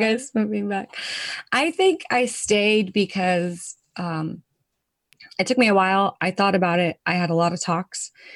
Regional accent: United States; now in Netherlands; I'm a proud American. I tell people all the time that I'm American.

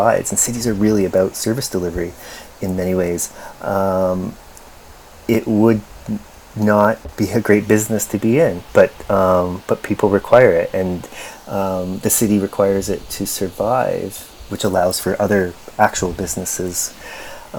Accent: Windsor, Ontario, Canada; I'm from Windsor, Ontario

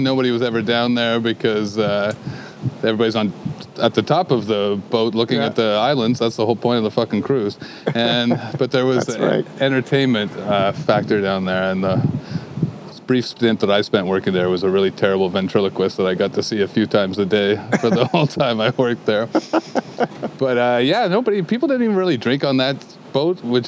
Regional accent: Kingston, Ontario, Canada; moved away as an adult; now in Waterloo, Canada; I had a couple under-the-table jobs when I grew up in Kingston

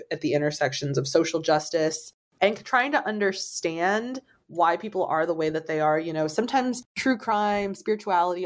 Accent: St. Louis, Missouri, United States; I'm from the St. Louis area and the area code here is 314

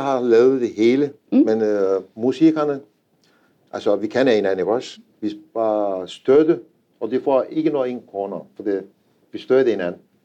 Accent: Anatolia, a village 115 km from Konya, Turkey; Danish is a second language; moved away as an adult; now in Denmark; Jeg har født i en landsby. Det var 4-5.000 indbygger. Det er 115 øh, km fra Konya.

